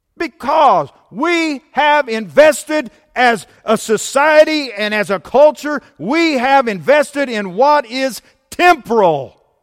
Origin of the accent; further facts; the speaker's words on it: United States; I was born in the United States of America. So, down the list, I'm an American